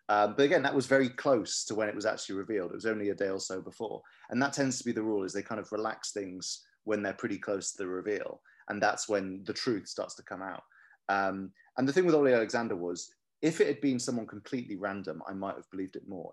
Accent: Cardiff, Wales, United Kingdom; I'm from Cardiff. I love Cardiff

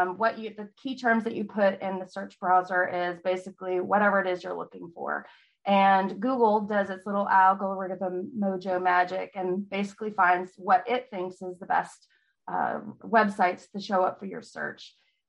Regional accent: California, United States; also born or lived in Virginia; now in Texas, United States; Well, I live in Texas. I'm not from here. I'm from California, then Virginia. So military kid. Live in Texas for about 8 years with my husband.

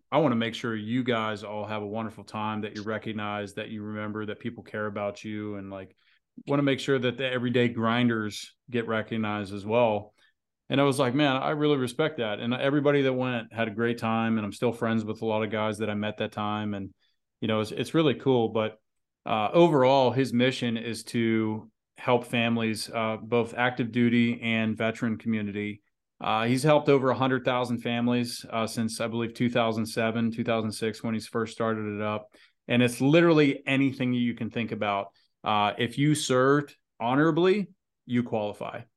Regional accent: United States; maybe being an American

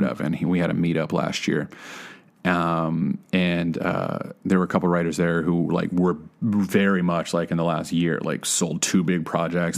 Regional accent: Texas, United States; moved away as an adult; also born or lived in Oklahoma; now in Los Angeles, United States; I grew up in Texas and went to school in Oklahoma

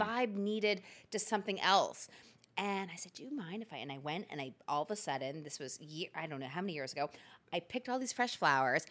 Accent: Philadelphia, Pennsylvania, United States; I'm born and raised in Philadelphia.

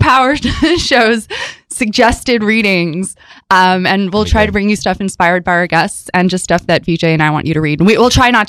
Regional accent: Chicago, Illinois, United States; I was born in Chicago.

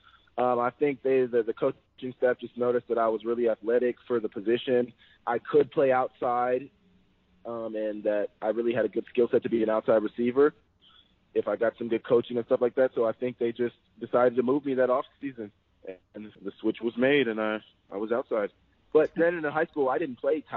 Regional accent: Oklahoma, United States; I did grow up in Oklahoma

